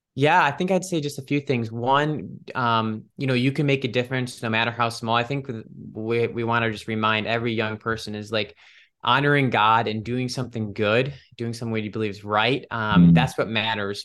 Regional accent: Cleveland, Ohio, United States; moved away as an adult; now in Washington, DC, United States; I'm from Ohio, Cleveland, Ohio originally

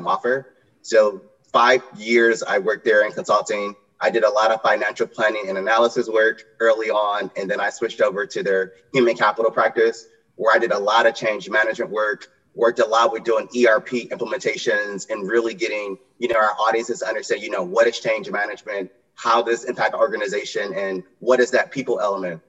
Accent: Detroit, Michigan, United States; moved away as an adult; now in Charlottesville, United States; born and raised in Detroit, first generation college student

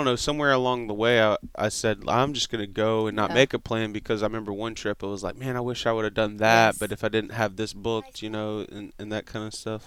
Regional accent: Mississippi Gulf Coast, United States; I'm from the Mississippi Gulf Coast

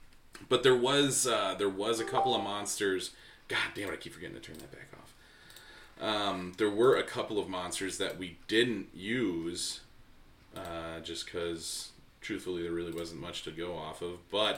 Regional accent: Muskego, Wisconsin, United States; growing up in Muskego

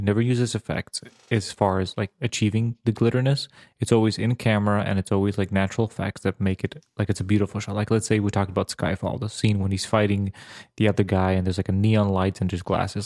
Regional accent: Serbia; moved away; I grew up in the Balkans

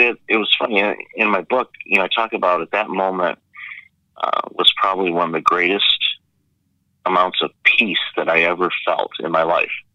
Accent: Detroit, Michigan, United States; moved away as an adult; now in Toronto, Canada; I grew up I grew up in Detroit, so grew up with the Red Wings

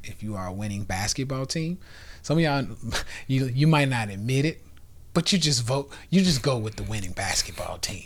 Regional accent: the South, United States; we come from the Bible, you know, belt buckle, you know, in the South.

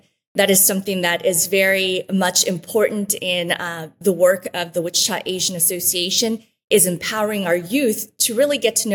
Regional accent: Antigua, Sacatepéquez, Guatemala; that's where I was born in Antigua, Guatemala, along with my younger brother, Carlos. And the two of us were raised in Guatemala

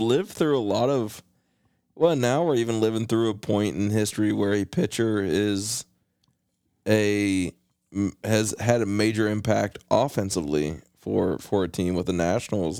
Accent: West Virginia, United States; growing up in West Virginia, you know, you, you watched a lot of Braves baseball

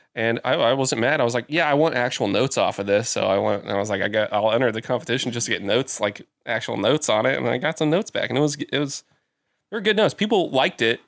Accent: Newton, Iowa, United States; moved away; I went back to my hometown of Newton.

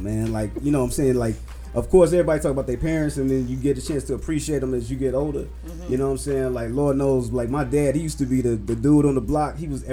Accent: Chicago, Illinois, United States; I grew up in West Englewood

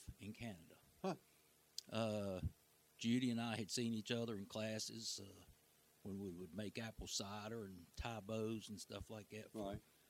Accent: Raleigh, North Carolina, United States; I grew up in Raleigh there.

